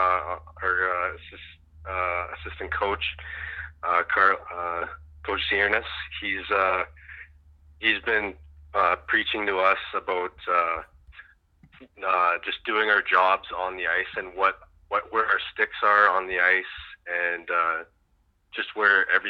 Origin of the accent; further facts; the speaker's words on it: Canada; I'm Canadian.